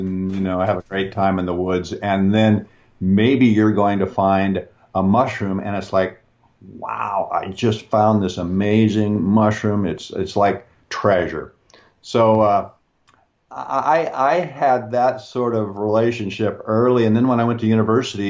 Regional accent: Pacific Northwest, Washington, United States; I'm born and raised in the Pacific Northwest, and this is a area that's very, very green. In fact, Washington State, where I was born, is called the Evergreen State

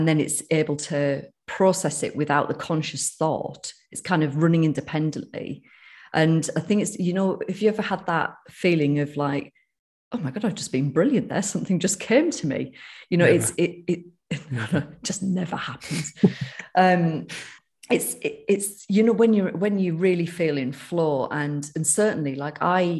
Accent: United Kingdom; accent: northern; my northern accent

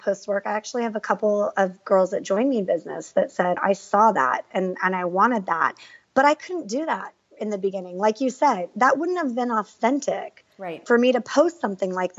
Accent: San Diego, California, United States; I grew up in San Diego playing soccer

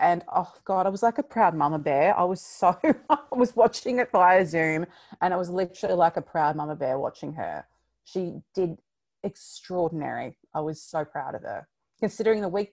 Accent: Victoria, Australia; we're from Victoria

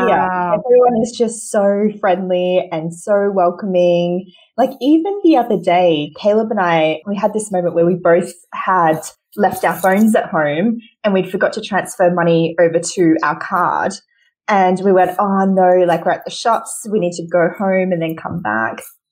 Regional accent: Australia; moved away; I'm the Aussie who's not in Aussie

